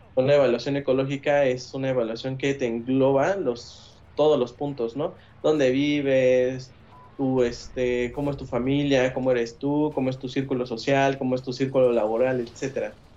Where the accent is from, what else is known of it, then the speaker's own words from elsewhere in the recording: Mexico; nosotros como sociedad mexicana